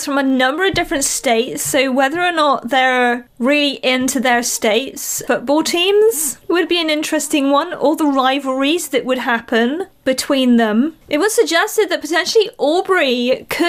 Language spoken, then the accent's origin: English; United Kingdom; also born or lived in Malaysia; being from a country where rugby's pretty big here in the UK as well